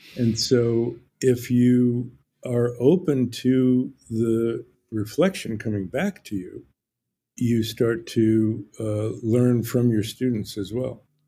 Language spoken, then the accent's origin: English; New Jersey, United States; now in Ojai, United States; I grew up in New Jersey